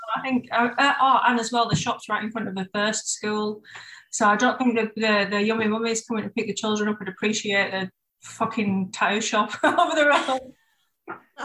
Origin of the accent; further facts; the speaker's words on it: Bradford, Yorkshire and the Humber, United Kingdom; moved away as an adult; now in Brighton, United Kingdom; I'm originally from Bradford